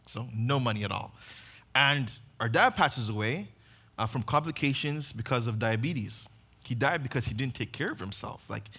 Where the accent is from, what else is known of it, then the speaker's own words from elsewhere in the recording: Uganda; now in United States; If you guys don't know, I grew up on mission in Uganda.